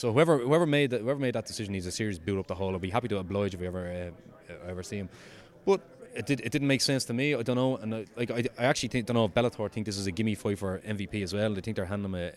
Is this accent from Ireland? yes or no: yes; Ireland; I'm Irish